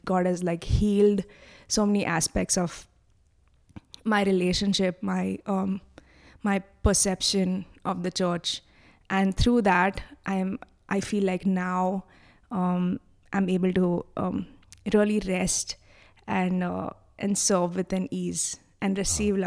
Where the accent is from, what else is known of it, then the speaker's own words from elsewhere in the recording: Mumbai, Maharashtra, India; I'm from Bombay